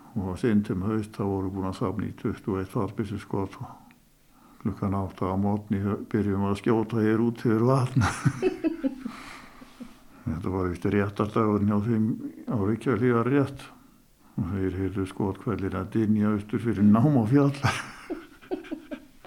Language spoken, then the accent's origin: Icelandic; Skútustaðir, Mývatn, Northeastern Region, Iceland; hér í skútustöðum þar sem ég, þaðan sem ég er nú.